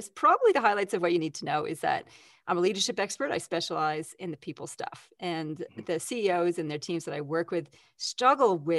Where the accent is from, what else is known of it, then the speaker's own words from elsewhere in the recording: Canada; now in Australia; That's because I'm Canadian originally.